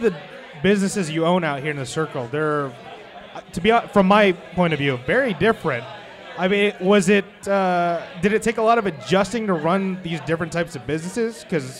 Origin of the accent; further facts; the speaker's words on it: Orange, California, United States; I was born in Orange